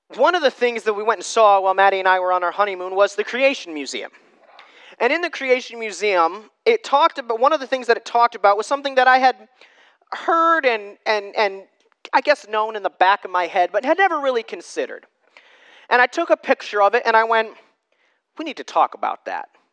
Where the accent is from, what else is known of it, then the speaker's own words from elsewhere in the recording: United States; I'm American